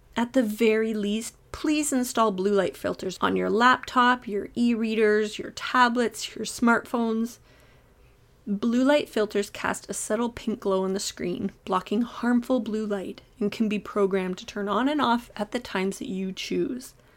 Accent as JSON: {"language": "English", "town": "Toronto", "region": "Ontario", "country": "Canada", "said": "I'm from the Toronto area"}